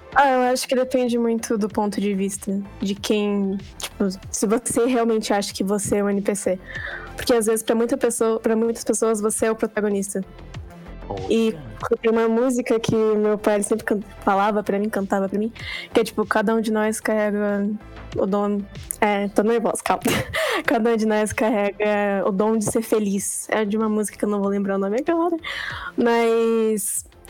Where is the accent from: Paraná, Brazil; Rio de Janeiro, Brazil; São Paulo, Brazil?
Paraná, Brazil; eu tenho 15 anos, sou do Paraná